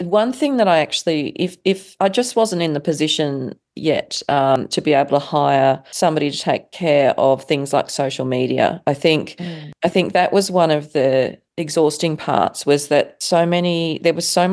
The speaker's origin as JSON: {"language": "English", "country": "Australia", "said": "I was coming from Australia"}